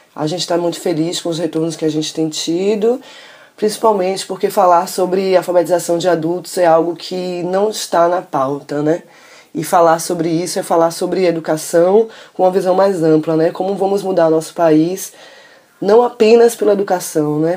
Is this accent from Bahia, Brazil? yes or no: yes; Salvador, Bahia, Brazil; Eu sou de Salvador